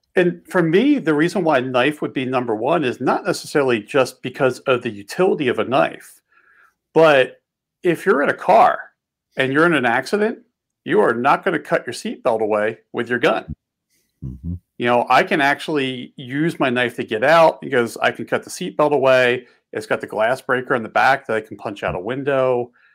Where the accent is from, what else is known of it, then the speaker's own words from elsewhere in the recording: just outside of Philadelphia, Pennsylvania, United States; now in Montana, United States; I grew up on the East Coast and uh, just outside of Philly